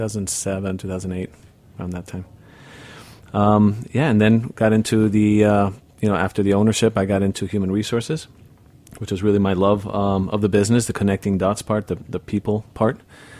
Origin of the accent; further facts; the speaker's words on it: Madrid, Spain; also born or lived in Barcelona; In Spain. Born and raised in Spain.